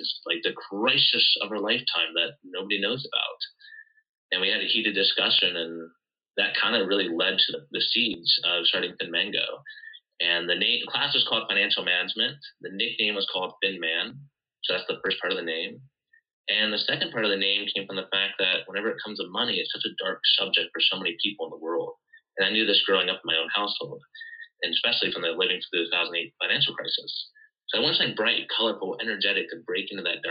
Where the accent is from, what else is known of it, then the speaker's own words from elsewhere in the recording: Ohio, United States; I grew up in Ohio